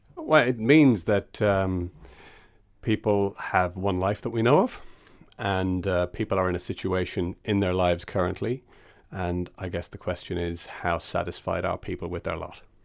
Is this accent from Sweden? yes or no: no; Castlebellingham, Leinster, Ireland; I grew up in Castle Bellingham outside of Dundalk